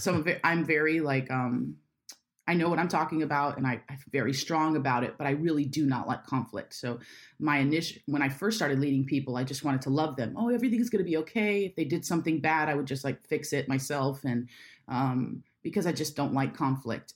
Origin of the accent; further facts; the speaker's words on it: Jacksonville, Florida, United States; I'm from Jacksonville